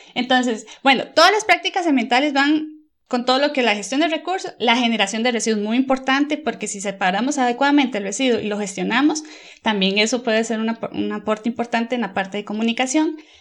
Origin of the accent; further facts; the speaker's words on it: Costa Rica; now in Germany; actualmente vivo en Alemania, pero soy de Costa Rica